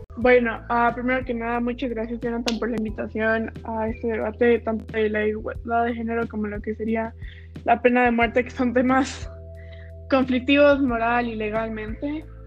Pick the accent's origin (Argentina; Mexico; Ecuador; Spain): Ecuador; nosotros que somos de Ecuador